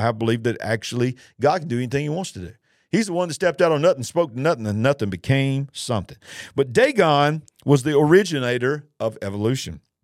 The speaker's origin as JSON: {"language": "English", "country": "United States", "said": "our nation, the nation of the United States of America"}